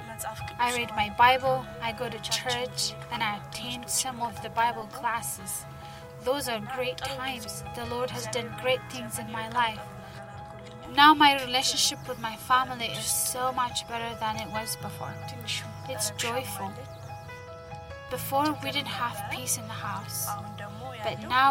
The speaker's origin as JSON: {"language": "English", "region": "Addis Ababa", "country": "Ethiopia", "tie": "born or raised there", "said": "I was born in Addis Ababa."}